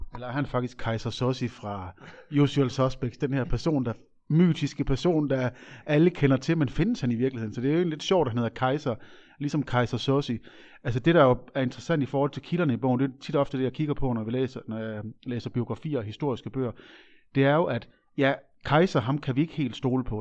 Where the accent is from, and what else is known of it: Aabenraa, Southern Denmark, Denmark; born or raised there